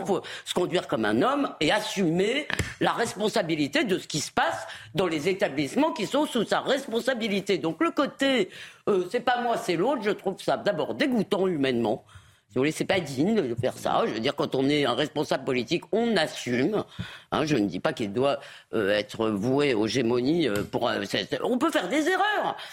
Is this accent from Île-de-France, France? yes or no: yes; Épinay-sur-Seine, Île-de-France, France; j'ai grandi à Épinay-sur-Seine